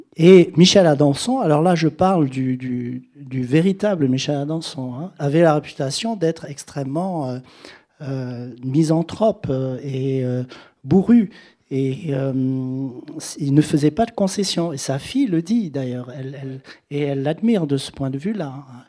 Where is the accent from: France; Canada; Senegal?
Senegal; moved away; j'ai vécu au Sénégal, que j'ai été élevé au Sénégal